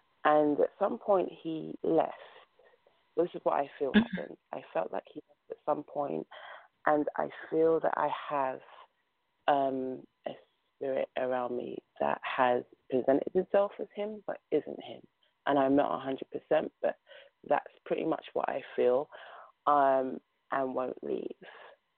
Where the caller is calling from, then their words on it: London, United Kingdom; I'm calling from London, England.